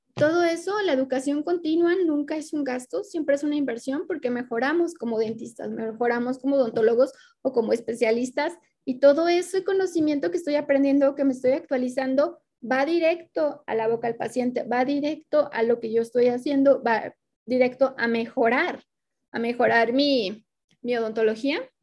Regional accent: Mexico; los que estamos dentro del territorio mexicano, que somos de México

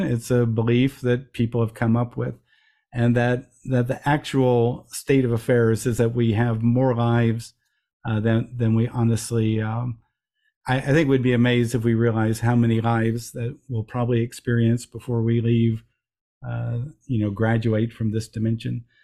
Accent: Midwest, United States; I'm a young guy growing up in the Midwest, in America

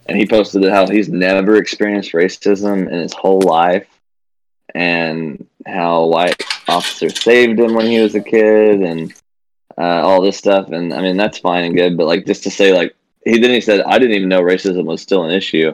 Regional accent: Mount Vernon, United States; I was from Mount Vernon, where I knew one black person my whole life

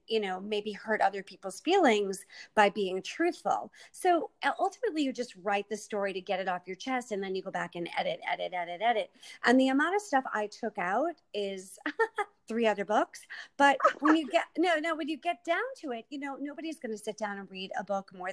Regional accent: Massachusetts, United States; I'm from Mass

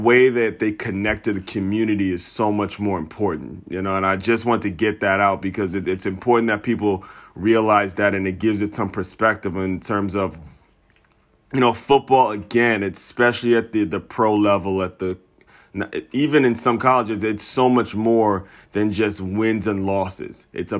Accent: Silver Spring, Maryland, United States; I grew up in Silver Spring, Maryland

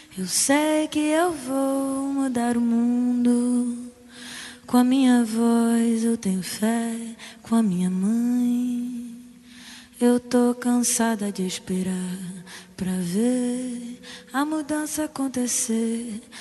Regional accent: Spain; Portuguese is a second language; moved away as an adult; now in Rio de Janeiro, Brazil; apesar de eu ser espanhola, vocês saberão desculpar esse meu sotaque

